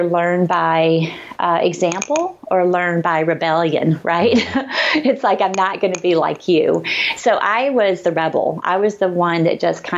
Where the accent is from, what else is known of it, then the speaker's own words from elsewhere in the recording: Arkansas, United States; accent: Southern; moved away; I grew up in Arkansas in a little tiny town, super conservative